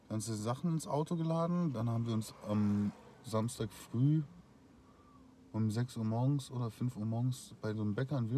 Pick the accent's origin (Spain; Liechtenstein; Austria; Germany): Austria; ich komme aus Österreich